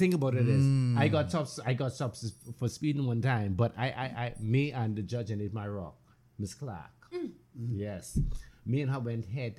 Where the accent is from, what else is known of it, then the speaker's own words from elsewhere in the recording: Freeport, Grand Bahama, Bahamas; I'm from Freeport